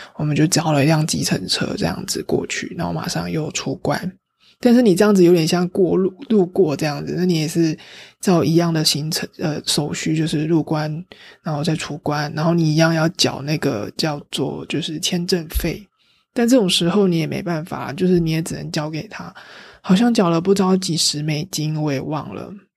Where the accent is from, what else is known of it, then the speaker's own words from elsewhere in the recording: Taiwan; 我也是来台，从台湾来的